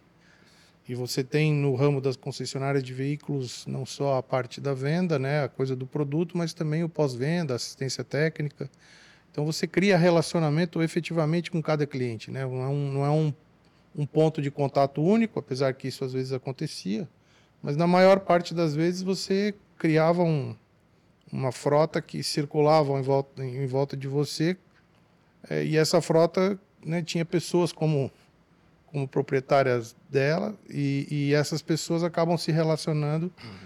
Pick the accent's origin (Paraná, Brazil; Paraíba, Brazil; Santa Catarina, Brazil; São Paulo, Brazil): Santa Catarina, Brazil; Tubarão; nós somos naturais da mesma cidade, de Tubarão, Santa Catarina, sul de Santa Catarina